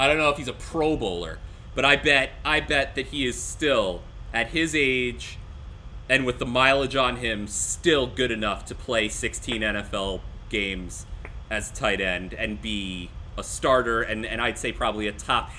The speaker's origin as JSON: {"language": "English", "area": "Westchester", "region": "New York", "country": "United States", "tie": "born or raised there", "said": "I grew up in Westchester, New York, surrounded by freaking Yankee fans."}